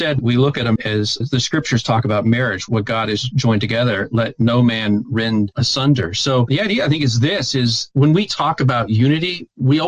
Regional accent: Evansville, Indiana, United States; I had gotten to know people in all of those churches when I was growing up here in the Evansville area

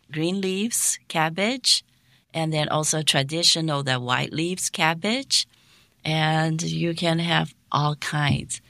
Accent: Taiwan; moved away as an adult; also born or lived in Hong Kong; now in South Korea; I am a, a native Taiwanese.

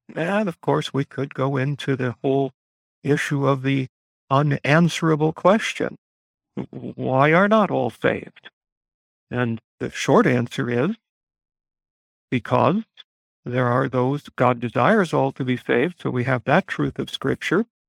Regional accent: United States; us as American Christians

